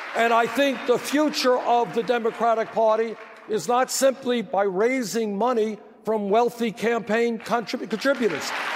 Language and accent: English; New York City, New York, United States; I grew up in Brooklyn, New York